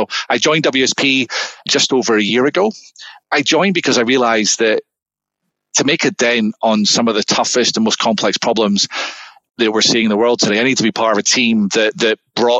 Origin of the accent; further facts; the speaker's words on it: Scotland, United Kingdom; moved away as an adult; now in Southern California, United States; back in Scotland, where I'm from